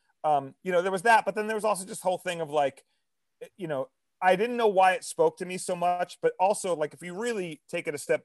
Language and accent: English; New York City, New York, United States; I was a kid from Queens